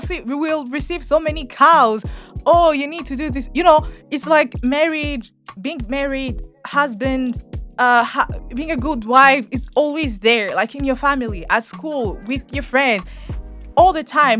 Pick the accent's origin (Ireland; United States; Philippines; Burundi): Burundi; the way we were raised here in Burundi